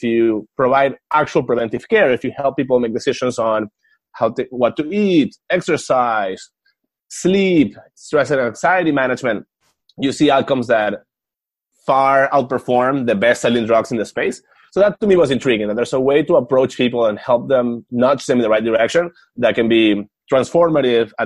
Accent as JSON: {"language": "English", "country": "Venezuela", "moved": "yes", "said": "I'm from Venezuela"}